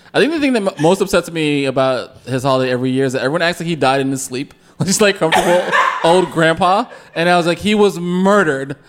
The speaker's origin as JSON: {"language": "English", "region": "South Florida", "country": "United States", "said": "I'm from South Florida"}